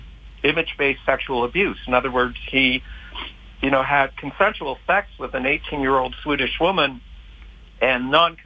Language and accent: English; Canada; also born or lived in Montreal; now in West Virginia, United States; I am a Canadian citizen. And I used to live in Montreal